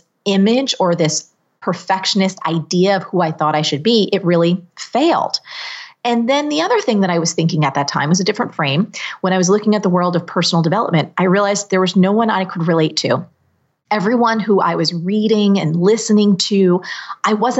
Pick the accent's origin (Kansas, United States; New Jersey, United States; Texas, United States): New Jersey, United States; I'm from New Jersey